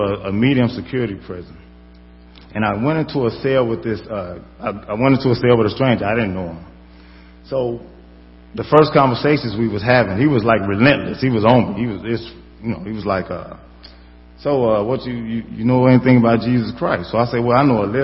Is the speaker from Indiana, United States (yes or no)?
no; Chicago, Illinois, United States; I'm from the South Side.